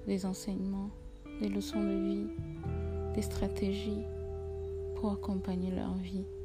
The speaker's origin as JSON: {"language": "French", "country": "Togo", "moved": "yes", "said": "je suis togolaise, je vis quelque part dans le monde"}